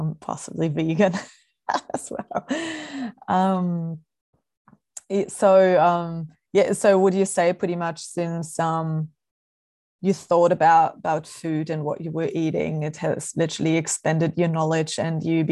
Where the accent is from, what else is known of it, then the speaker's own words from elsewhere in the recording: Germany; now in Melbourne, Australia; I'm from Germany